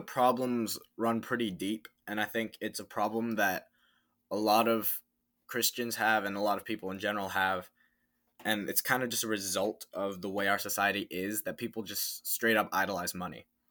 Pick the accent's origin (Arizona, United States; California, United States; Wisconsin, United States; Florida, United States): Florida, United States; Tampa; I am from Tampa, Florida